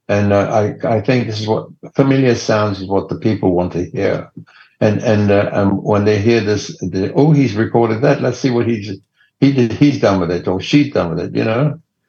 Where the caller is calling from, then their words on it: Los Angeles, California, United States; I'm in Los Angeles.